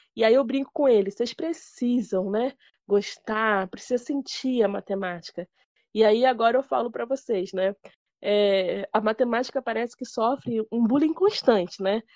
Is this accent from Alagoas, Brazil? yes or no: no; Rio de Janeiro, Brazil; lá no Rio de Janeiro, que eu sou carioca